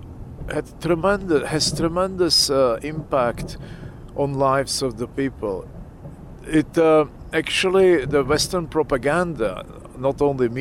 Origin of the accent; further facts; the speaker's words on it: Pilsen, Plzeň Region, Czechia; moved away; also born or lived in Leningrad, Russia; I was born in Leningrad. I lived there for some time as a child, but then I grew up in Czechoslovakia, which used to be Czechoslovakia, and now it's Czech Republic